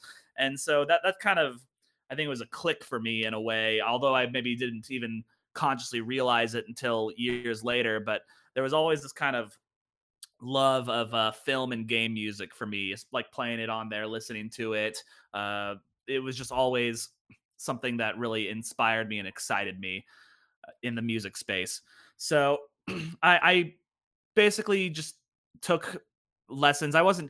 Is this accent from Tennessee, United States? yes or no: no; Lenexa, Kansas, United States; Well, I'm originally from the Kansas City area, a little suburban area called Lenexa, Kansas.